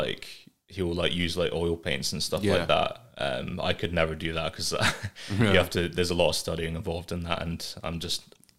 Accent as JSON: {"language": "English", "region": "England", "country": "United Kingdom", "tie": "born there", "moved": "yes", "said": "So I don't know if this is relevant or not, but so I was born in England. Mm-hmm. I came up here."}